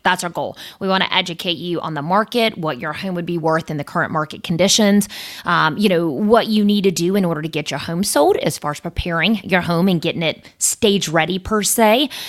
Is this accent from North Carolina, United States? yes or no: yes; Coates, North Carolina, United States; I grew up in Coates. That's the boonies.